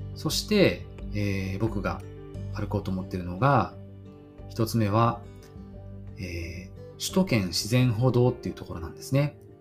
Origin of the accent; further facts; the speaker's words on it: Kanagawa, Japan; 僕はねあの神奈川県生まれであのずっと育ってきて今も神奈川県に住んでいます